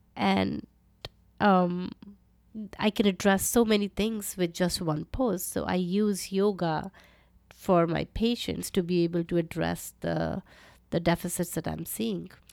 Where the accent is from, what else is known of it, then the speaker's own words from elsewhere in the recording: around Delhi and Uttar Pradesh, North India, India; moved away as an adult; also born or lived in Calcutta, India / Edinburgh, United Kingdom; I grew up in India, North India, around Delhi